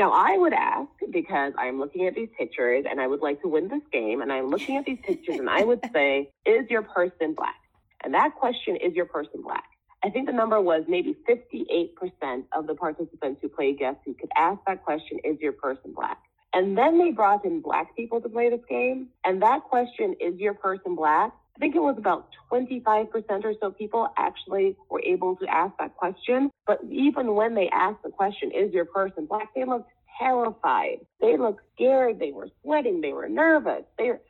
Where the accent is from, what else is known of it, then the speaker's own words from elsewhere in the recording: Jamaica; also born or lived in Trinidad and Tobago; now in United States; I didn't grow up here. I grew up in the Caribbean. I grew up in the West Indies, and I grew up in Jamaica, and I grew up in Trinidad, where we talk about race all the time.